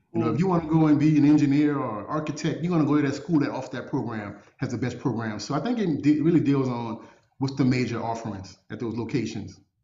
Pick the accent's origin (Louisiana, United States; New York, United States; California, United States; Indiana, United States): Louisiana, United States; New Orleans; also born or lived in Baton Rouge; I'm from New Orleans, ended up going to to Baton Rouge, transferred to Tulane